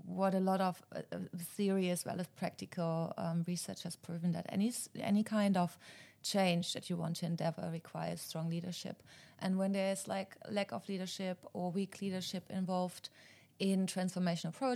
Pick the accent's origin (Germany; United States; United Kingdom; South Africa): Germany; moved away; also born or lived in Australia; Originally, I'm from Germany. I lived in Australia for quite a while